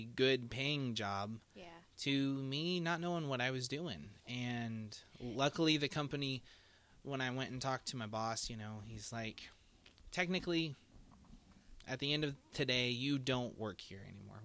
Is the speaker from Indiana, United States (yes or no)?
yes; Indiana, United States; they sent me down to Indianapolis because we are from Indiana.